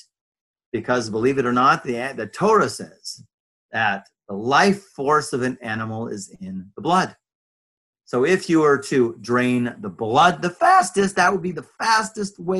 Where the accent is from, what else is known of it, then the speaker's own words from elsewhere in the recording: Los Angeles, California, United States; moved away; also born or lived in Jerusalem; I was raised Reform in Los Angeles, California